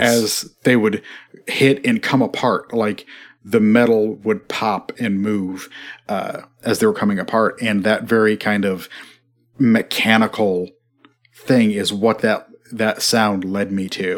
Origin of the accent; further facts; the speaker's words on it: Midwest, United States; I'm from the Midwest